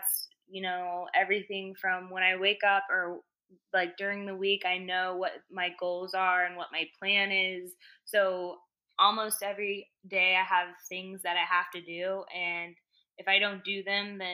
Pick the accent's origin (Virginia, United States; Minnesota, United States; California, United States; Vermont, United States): Virginia, United States; moved away as an adult; also born or lived in Idaho; now in New York, United States; I was born in Idaho. I grew up in Virginia. I went to college back out in Idaho.